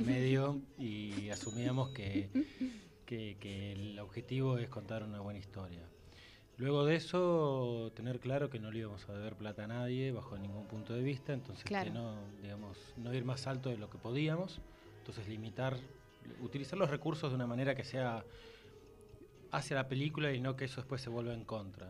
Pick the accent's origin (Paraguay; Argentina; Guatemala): Argentina; Buenos Aires; now in Tucumán, Argentina; siendo porteño, viviendo en Tucumán